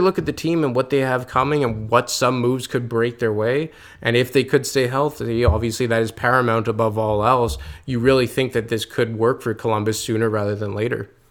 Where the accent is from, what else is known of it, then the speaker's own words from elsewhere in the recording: Quebec, Canada; I'm from Quebec.